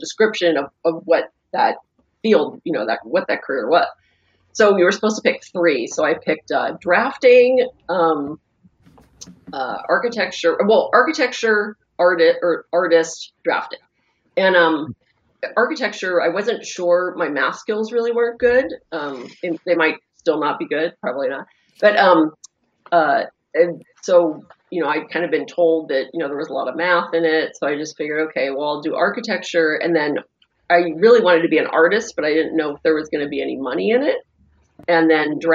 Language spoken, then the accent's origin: English; Pittsburgh, Pennsylvania, United States; I grew up in Pittsburgh